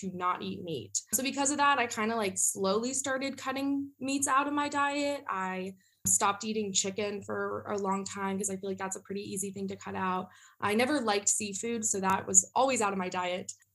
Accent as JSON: {"language": "English", "region": "Northern Virginia", "country": "United States", "moved": "as an adult", "lives_now": "South Carolina, United States", "said": "I'm from Northern Virginia"}